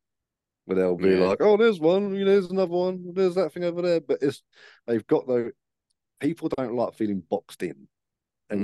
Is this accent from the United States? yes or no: no; United Kingdom; as a British man